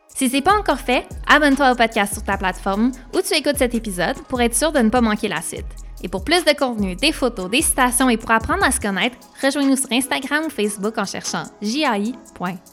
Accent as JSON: {"language": "French", "town": "Montreal", "region": "Quebec", "country": "Canada", "tie": "born or raised there", "said": "J'ai grandi à Montréal"}